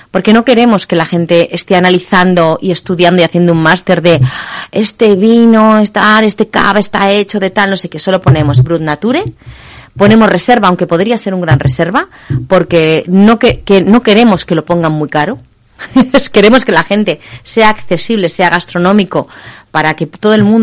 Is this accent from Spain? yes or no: yes; Spain; somos españoles, aunque nos guste la comida internacional, somos españoles, no tenemos tanta tradición.